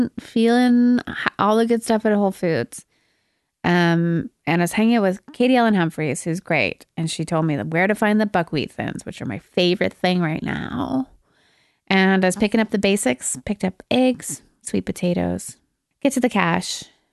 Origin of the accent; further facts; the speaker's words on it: Alberta, Canada; I'm from Alberta.